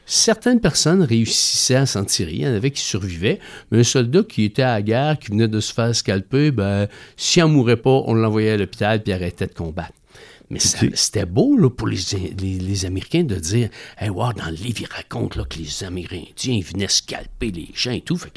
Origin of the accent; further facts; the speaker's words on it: Quebec, Canada; Nous, ici, au Québec, au Canada